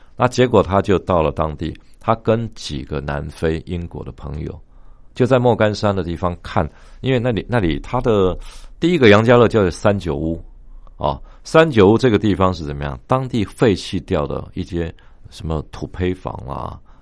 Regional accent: Taiwan; 我们台湾人

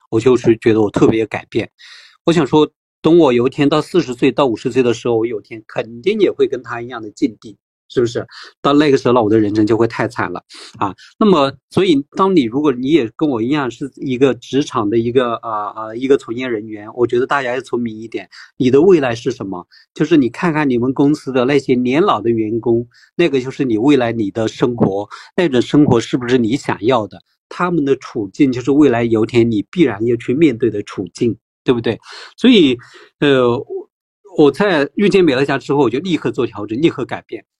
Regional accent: Taiwan; 我们台湾人

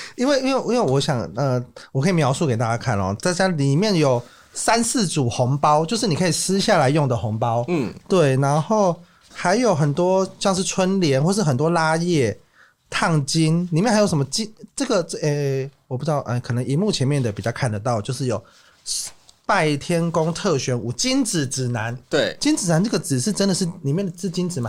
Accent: Kaohsiung, Taiwan; moved away as an adult; now in Taipei, Taiwan; 我， 我高雄人

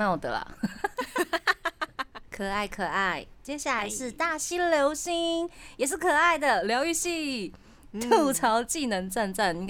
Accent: Tainan, Taiwan; now in Taipei, Taiwan; 对啊，因为我是台南人。嗯，然后我来台北发展之后呢，我的师傅他就会呃让我练习一下比较标准的。国语这样子，然后我回去台南的时候呢

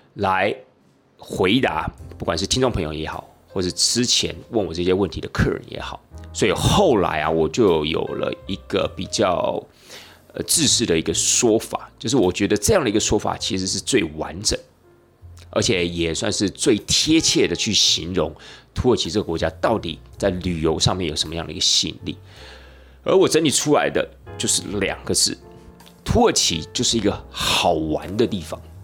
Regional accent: Tainan, Taiwan; 虽然我是台南人

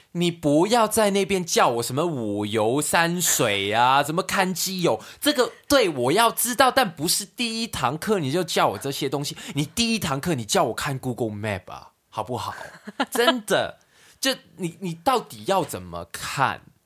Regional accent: Hong Kong; moved away as an adult; also born or lived in Sanchong, New Taipei, Taiwan; now in New Taipei, Taiwan; 我们在香港的时候，根本就很少会去那些地方，因为我们从小到大住的地方都有电梯啊

